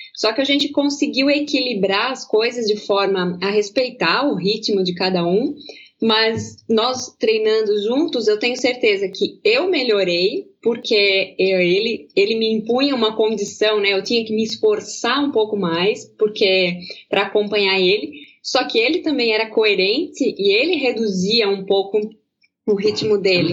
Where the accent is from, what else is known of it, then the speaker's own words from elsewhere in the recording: Pomerode/Blumenau region, Santa Catarina, Brazil; accent: German-accented (Pomerode/Blumenau); Eu, eu falo um pouco alemão aqui, aqui da região de Pomerode, de Blumenau, em aqui a gente mistura um pouco o português